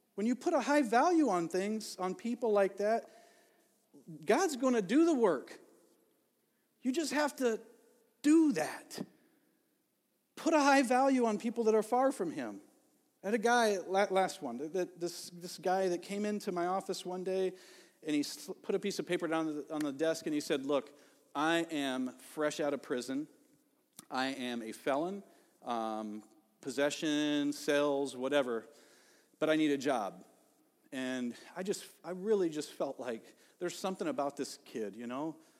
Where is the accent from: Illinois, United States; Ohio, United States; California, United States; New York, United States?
Ohio, United States; now in Elk River, United States; growing up in Ohio